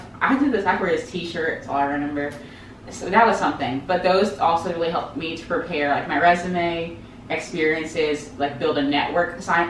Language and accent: English; Jacksonville, Florida, United States; also born or lived in Los Angeles; I am from Jacksonville, Florida, which is like the biggest small city ever.